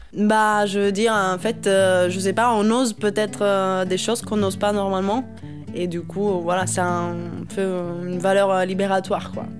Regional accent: Naples, Campania, Italy; moved away; Je suis originaire du sud d'Italie mais de Naples.

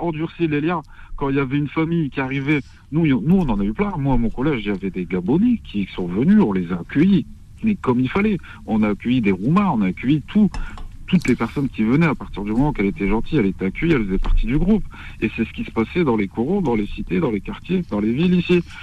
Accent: Morocco; moi-même, je suis marocain

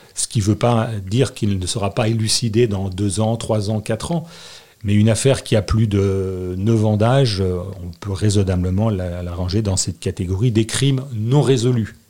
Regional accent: Annecy, Auvergne-Rhône-Alpes, France; also born or lived in Marseille / Corsica / Grenoble; je suis né à Annecy. ma mère était née à Annecy. mes frères et sœurs sont sur Annecy. J'ai fait mes études à Annecy

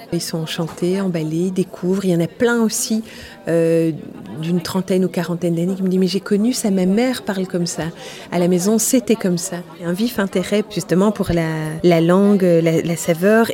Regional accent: Wallonia, Belgium; je suis wallonne à l'origine

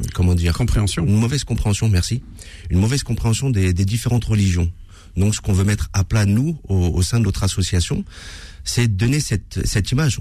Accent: Villeparisis, Île-de-France, France; Je suis né à Villeparisis, j'ai grandi à Villeparisis

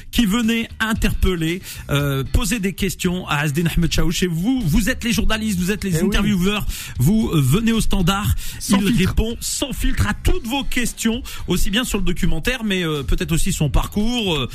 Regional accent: Thiais, Île-de-France, France; moi je suis de Thiers.

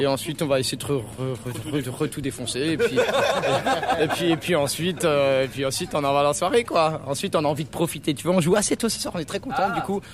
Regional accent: Cernay, Grand Est, France; on est de Cernay, près de Mulhouse

